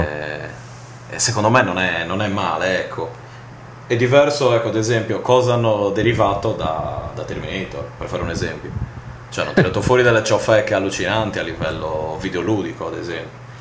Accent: Sardinia, Italy; in quanto sardo

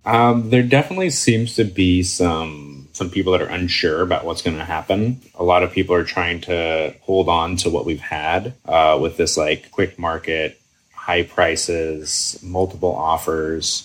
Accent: Seattle, Washington, United States; also born or lived in Kenmore, Washington; I am local greater Seattle. Grew up until I was 12 in Kenmore.

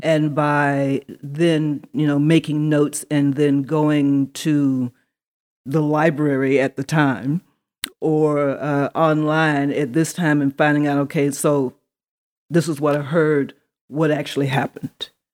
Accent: Atlanta, Georgia, United States; also born or lived in Neptune, New Jersey; I grew up here in Atlanta, Georgia. Um, I was, for whatever strange reason, born in Neptune, New Jersey, of all places

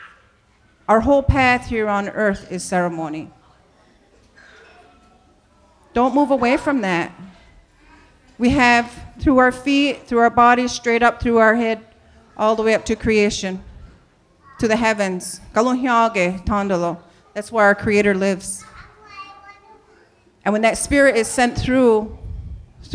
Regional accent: New York, United States; I grew up in New York State

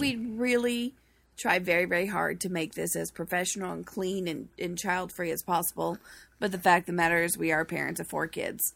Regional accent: Boston, Massachusetts, United States; I'm from Boston

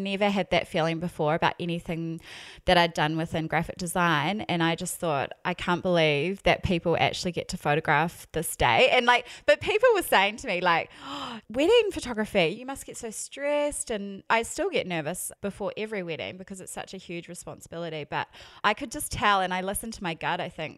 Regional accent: New Zealand; accent: New Zealand; also born or lived in Melbourne / United States; now in Brisbane, Australia; You can probably tell by my accent, I am a Kiwi. but I haven't lived in New Zealand for like 8 years.

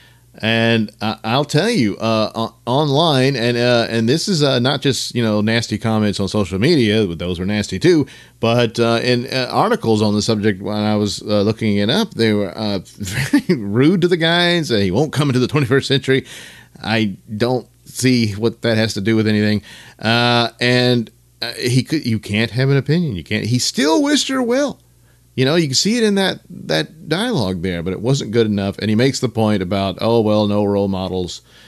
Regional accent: the South, United States; I'm a Southerner

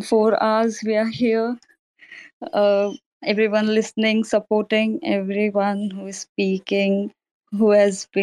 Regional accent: India; I'm from India

